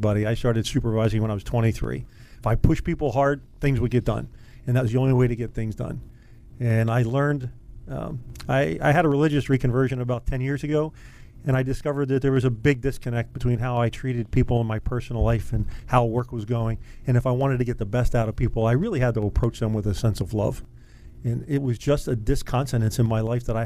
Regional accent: Randallstown, Maryland, United States; I grew up in Randallstown, Maryland

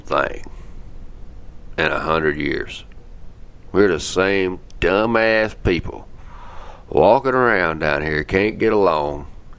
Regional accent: United States

